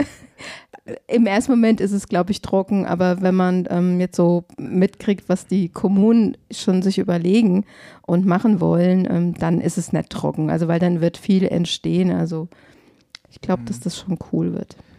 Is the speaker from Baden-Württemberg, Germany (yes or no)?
no; Glauberg, Hesse, Germany; Ich bin in Glauberg groß geworden